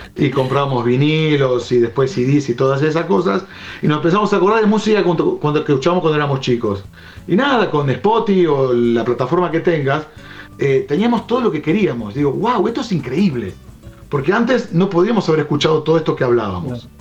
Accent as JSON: {"language": "Spanish", "region": "Buenos Aires", "country": "Argentina", "tie": "born or raised there", "also_born_or_lived": "Chañar Ladeado, Santa Fe", "said": "yo soy nacido en Capital"}